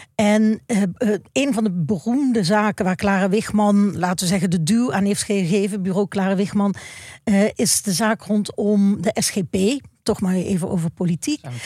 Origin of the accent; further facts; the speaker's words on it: Maastricht, Limburg, Netherlands; ik ben opgegroeid in Maastricht